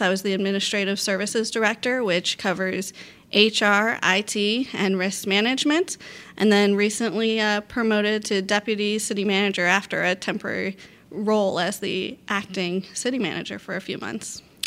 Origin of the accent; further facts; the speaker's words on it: Port Orange, Florida, United States; Port Orange, my hometown